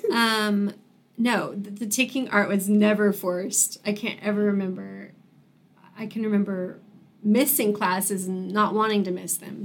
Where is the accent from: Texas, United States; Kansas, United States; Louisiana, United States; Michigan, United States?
Kansas, United States; Wichita; I was born and raised in Wichita